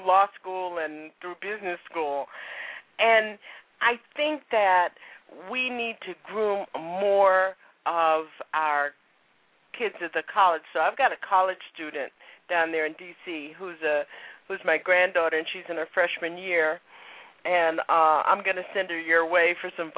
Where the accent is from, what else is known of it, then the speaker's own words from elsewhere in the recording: West Palm Beach, Florida, United States; moved away as an adult; also born or lived in Boston, Massachusetts; I'm originally from West Palm Beach, Florida